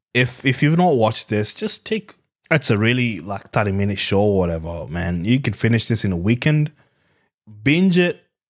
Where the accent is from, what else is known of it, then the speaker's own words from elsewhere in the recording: Kenya; now in Australia; growing up in Africa